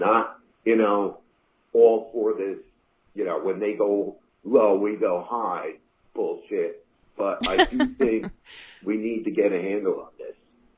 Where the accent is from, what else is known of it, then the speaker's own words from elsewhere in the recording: Kannapolis, North Carolina, United States; I mentioned I was from Kannapolis